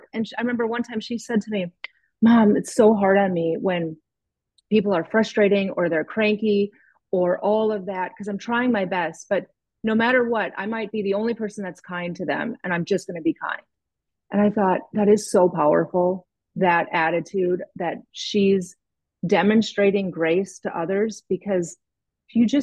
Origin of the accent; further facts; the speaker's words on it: the North, United States; I'm from the North